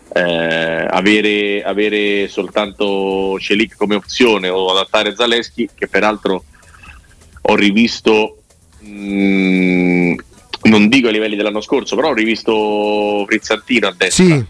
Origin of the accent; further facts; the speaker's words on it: Rome, Lazio, Italy; io vengo da Roma